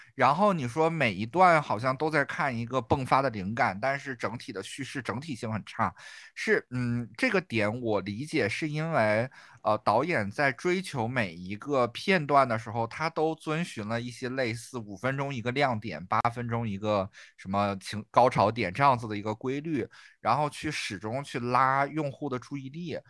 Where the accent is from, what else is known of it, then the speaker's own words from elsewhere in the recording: Northeast China, China; 我们东北人